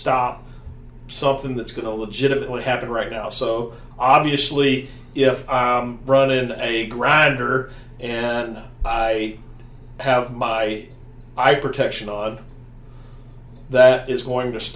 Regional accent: the South, United States; accent: southern; my southern accent

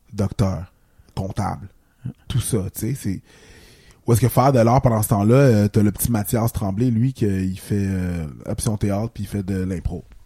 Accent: Haiti; moved away

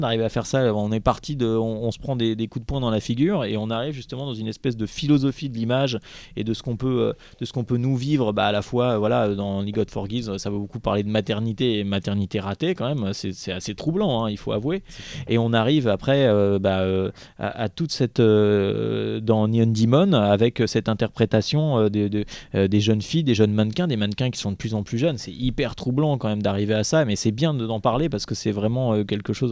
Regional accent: Paris, Île-de-France, France; moi, je suis citadin, je suis né à Paris

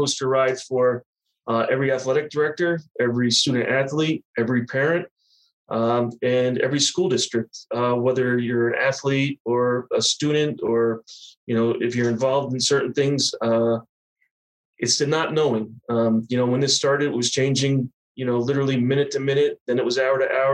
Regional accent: Sullivan County, New York, United States; I was born and raised in Sullivan County, New York.

